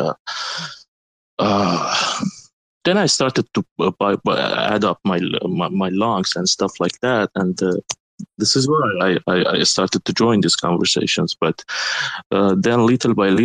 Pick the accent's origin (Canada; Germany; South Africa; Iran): Iran; first language Turkish; English is a second language; moved away as an adult; also born or lived in United States; I'm originally from Iran